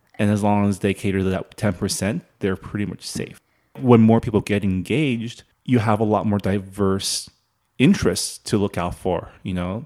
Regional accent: San Gabriel Valley, California, United States; moved away as an adult; also born or lived in Canada; now in Washington, D.C., United States; I grew up in the San Gabriel Valley

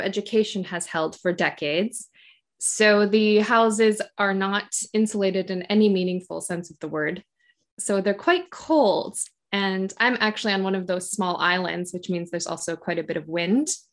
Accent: Michigan, United States; accent: a little bit Canadian; moved away as an adult; also born or lived in South Korea; now in Japan; I am originally from Michigan in the United States.

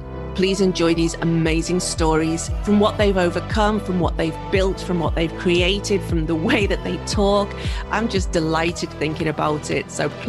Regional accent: Liverpool, North West England, United Kingdom; accent: vaguely Liverpoolian; now in Tokyo, Japan; I'll speak as I speak with my vaguely Liverpoolian accent.

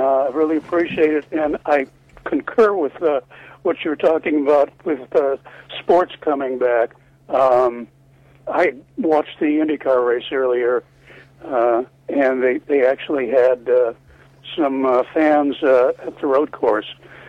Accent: Chicago, Illinois, United States; But my dream was always, from the time I was a kid, to work in broadcasting in Chicago. I grew up on Chicago Kids Television and Chicago News.

